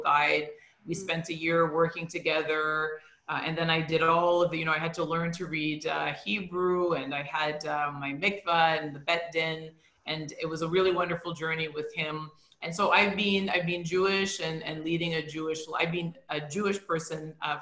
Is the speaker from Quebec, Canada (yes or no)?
no; Toronto, Ontario, Canada; I was born and I grew up in Toronto